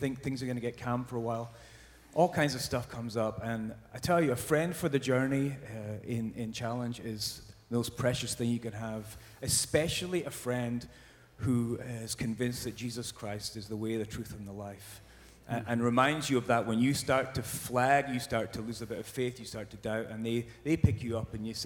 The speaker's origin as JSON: {"language": "English", "region": "Scotland", "country": "United Kingdom", "moved": "yes", "lives_now": "Southern California, United States", "said": "I'm from Scotland originally"}